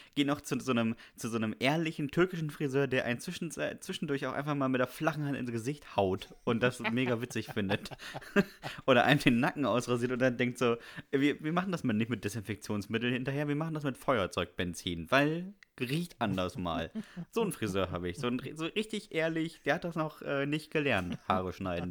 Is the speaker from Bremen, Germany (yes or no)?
yes; Bremen, Germany; ich bin ja in Bremen zur Schule gegangen